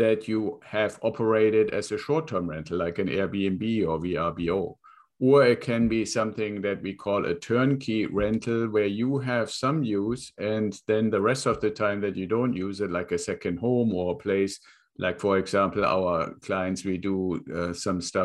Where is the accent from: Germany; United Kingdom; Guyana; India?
Germany; Northern Germany; English is a second language; moved away as an adult; I was born in Germany, got out of school, joined the Air Force.